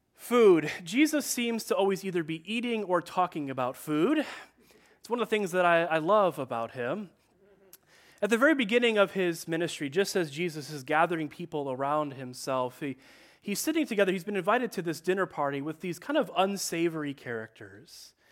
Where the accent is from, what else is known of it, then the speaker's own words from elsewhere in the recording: Chicago, Illinois, United States; also born or lived in Detroit area; now in Detroit, United States; I am from Chicago